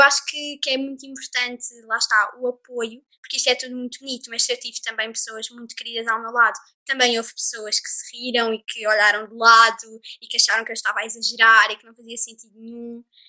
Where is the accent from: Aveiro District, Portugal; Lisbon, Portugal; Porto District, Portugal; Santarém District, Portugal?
Lisbon, Portugal; eu sou de Lisboa